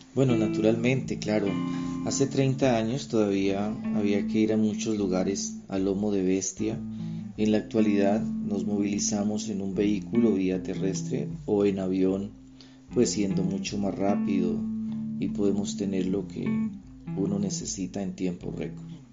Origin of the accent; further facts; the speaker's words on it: Bolívar, Cauca, Colombia; now in Bogotá, Colombia; nací en Bolívar Cauca, exactamente en la vereda de Chalguayaco, soy campesino orgullosamente